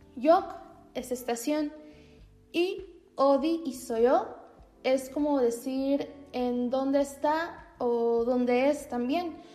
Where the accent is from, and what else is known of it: Mexico